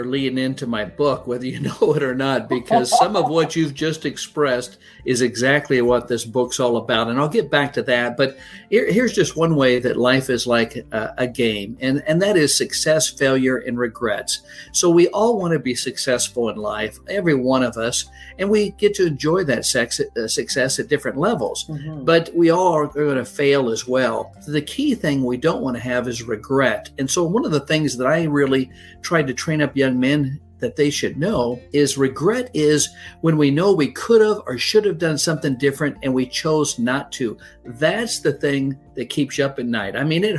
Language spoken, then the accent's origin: English; Midwest, United States; Well, I grew up in the Midwest, and my father was a football coach at the high school level, so we moved a lot.